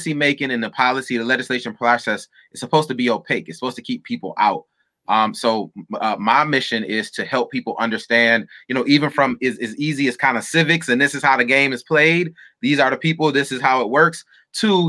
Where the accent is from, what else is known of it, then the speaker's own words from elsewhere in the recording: Battle Creek, Michigan, United States; I'm from Battle Creek, Michigan.